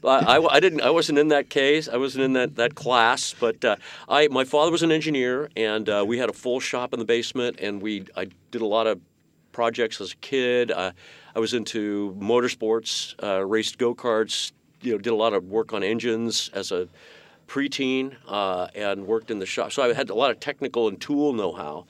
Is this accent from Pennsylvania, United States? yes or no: no; Menlo Park, California, United States; I grew up in Menlo Park